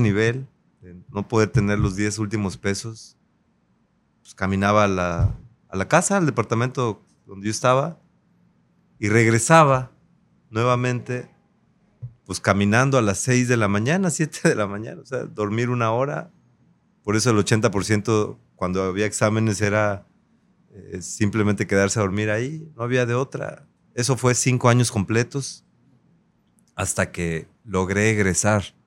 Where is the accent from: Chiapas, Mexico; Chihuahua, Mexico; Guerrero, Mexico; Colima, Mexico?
Guerrero, Mexico; Acapulco; Yo nací en Acapulco, en un barrio histórico. Crecí en el barrio de Las Crucitas.